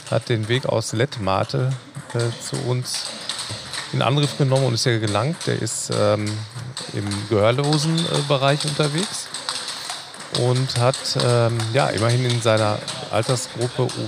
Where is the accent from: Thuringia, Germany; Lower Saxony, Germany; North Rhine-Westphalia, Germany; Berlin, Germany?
North Rhine-Westphalia, Germany; Dortmund; Ich bin am Borsigplatz ähm, aufgewachsen, äh, habe da ungefähr 25 Jahre gelebt.